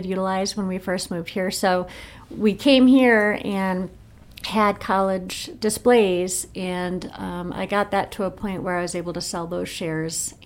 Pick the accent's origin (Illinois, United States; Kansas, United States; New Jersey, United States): Illinois, United States; Rockford; moved away as an adult; also born or lived in Chicago, Illinois / Utah; now in Anderson, Indiana, United States; I'm from Rockford, Illinois, right outside Chicago